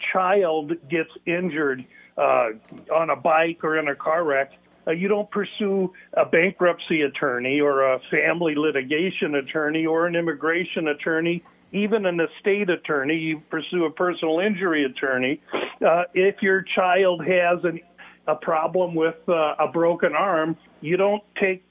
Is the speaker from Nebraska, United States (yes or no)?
yes; Omaha, Nebraska, United States; I was raised in Omaha, Nebraska